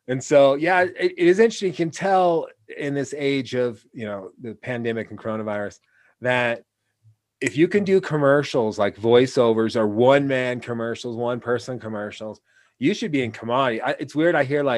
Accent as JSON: {"language": "English", "region": "Pacific Northwest", "country": "United States", "said": "but we're like we're good because we're from the Pacific Northwest, so we're good on that aspect"}